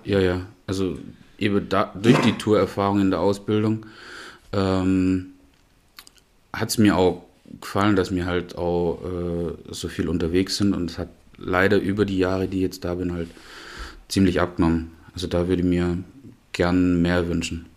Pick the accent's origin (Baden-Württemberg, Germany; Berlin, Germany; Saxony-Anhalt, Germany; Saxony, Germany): Baden-Württemberg, Germany; Knittlingen; moved away as an adult; also born or lived in Black Forest; now in Memmingen, Germany; aus äh, Knittlingen, nördlich von Pforzheim.